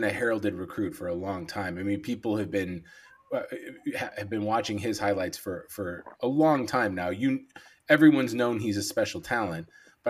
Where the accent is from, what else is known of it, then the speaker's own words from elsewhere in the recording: Chicago, Illinois, United States; I'm from Chicago. Nope. Born and raised